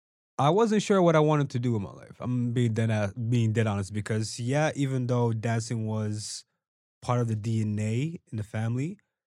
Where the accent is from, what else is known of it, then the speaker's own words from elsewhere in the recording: Angola; because I'm from Angola too, right?